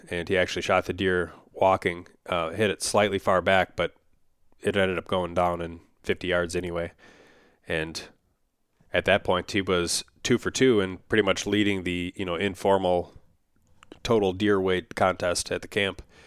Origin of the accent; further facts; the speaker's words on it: Upper Midwest, United States; I'm from the Upper Midwest as well